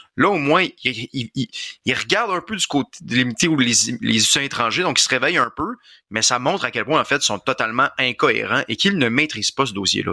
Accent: Quebec, Canada; Je suis un Québécois, je suis un francophone

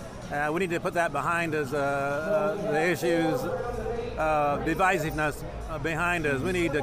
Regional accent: Indianapolis, Indiana, United States; from Indianapolis here.

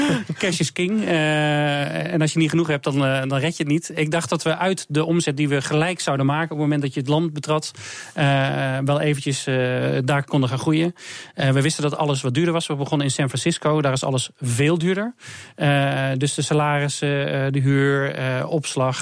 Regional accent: Netherlands; wij als Hollanders zeggen we

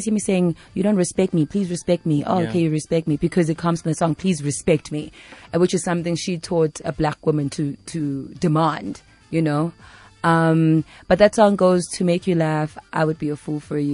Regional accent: South Africa; also born or lived in New York; I'm from South Africa

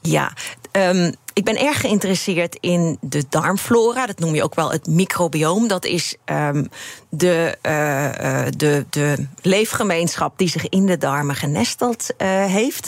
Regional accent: Limburg, Netherlands; Ik kom uit Limburg

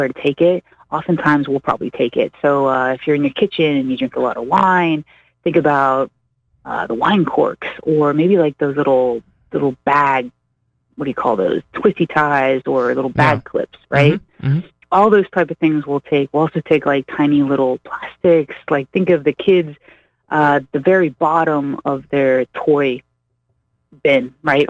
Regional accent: Pittsburgh, Pennsylvania, United States; now in Springfield, United States; I come from the East Coast, originally out of Pittsburgh

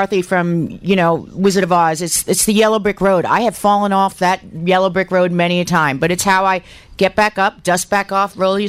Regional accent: Long Island, New York, United States; I grew up in Long Island

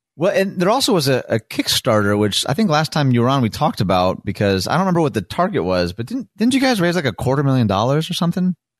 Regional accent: Detroit, Michigan, United States; now in Chicago, United States; I was from Detroit.

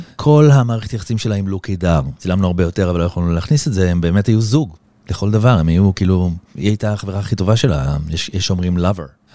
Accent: Israel; now in Los Angeles, United States; אני ישראלי

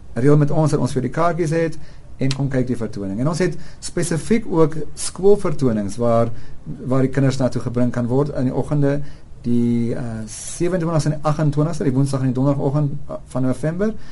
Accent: South Africans and Gautengers, South Africa; ons as Suid-Afrikaners en Gautengers

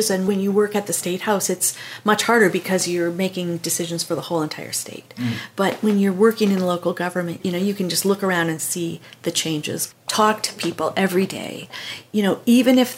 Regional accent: Minnesota, United States; I grew up in Minnesota, in a family that wasn't political really by any means

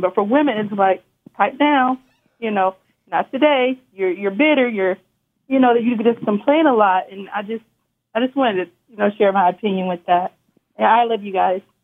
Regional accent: North Carolina, United States; I'm from North Carolina

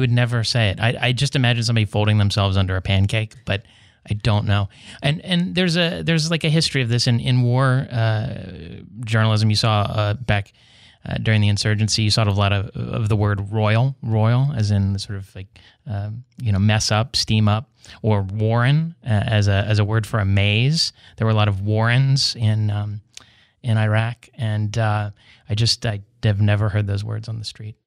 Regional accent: West Virginia, United States; in West Virginia, my home state

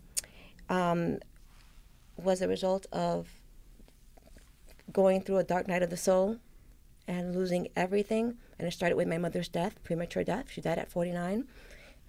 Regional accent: New York City, New York, United States; I grew up in the South Bronx, and you know, there was a lot of violence, and this was, you know, in the 70s

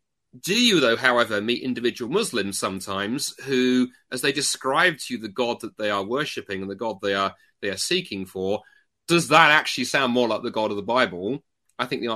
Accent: United Kingdom; accent: British; also born or lived in North America

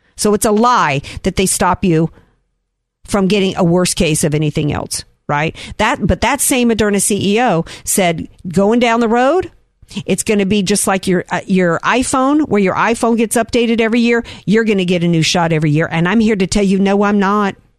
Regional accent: Louisiana, United States; now in San Diego, United States; my home state of Louisiana

